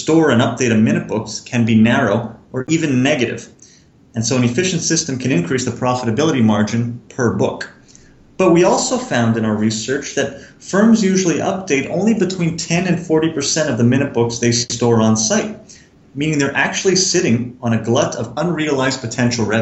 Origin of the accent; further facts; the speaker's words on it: Montreal, Quebec, Canada; I'm originally from Montreal.